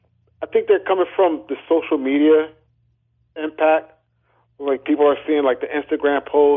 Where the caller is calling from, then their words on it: Trenton, New Jersey, United States; I'm calling from Trenton, New Jersey